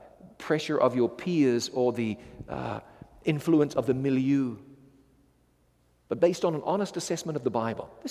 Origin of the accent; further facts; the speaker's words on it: New Zealand; I come from New Zealand